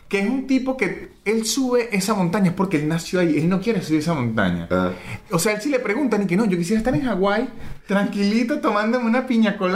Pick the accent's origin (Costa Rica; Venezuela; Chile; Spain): Venezuela; moved away; Porque yo, yo salí de Venezuela